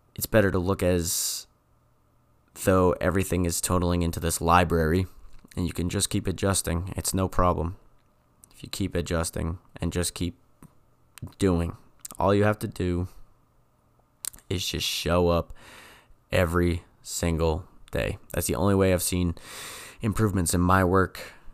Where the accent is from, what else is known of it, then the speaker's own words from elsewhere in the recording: New England, United States; I'm from New England